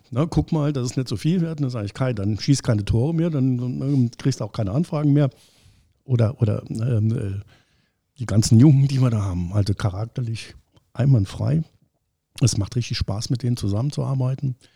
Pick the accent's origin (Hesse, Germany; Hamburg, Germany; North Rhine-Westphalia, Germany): Hamburg, Germany; now in Saarbrücken, Germany; ich als Hamburger, so, das war ich auch. Ne? Bin jetzt in Saarbrücken, mir geht es ganz gut.